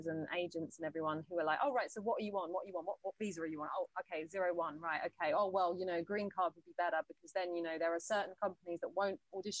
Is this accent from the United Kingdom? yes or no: yes; United Kingdom; also born or lived in Los Angeles, United States / Atlanta, United States; I'm just very British. And even my accent in the whole year I was there, I was very like, there wasn't a bit of my accent that changed.